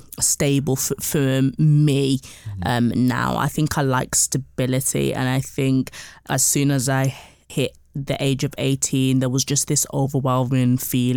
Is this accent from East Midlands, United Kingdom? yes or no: no; Birmingham, West Midlands, United Kingdom; So I'm originally from Birmingham. So moving was a big thing for me to a new city